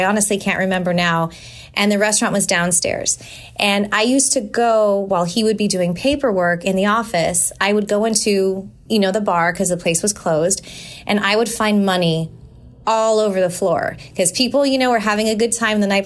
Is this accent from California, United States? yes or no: yes; San Jose, California, United States; moved away as an adult; also born or lived in Walnut Creek, California; now in Tampa, United States; I moved to San Jose